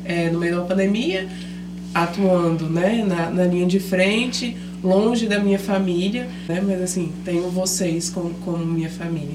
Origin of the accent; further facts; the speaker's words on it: Brasília, Federal District, Brazil; moved away as an adult; now in Maceió, Brazil; originalmente eu sou de Brasília